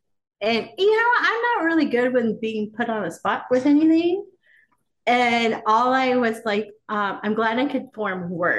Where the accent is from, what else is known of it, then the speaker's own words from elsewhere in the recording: Sacramento, California, United States; we're from Sacramento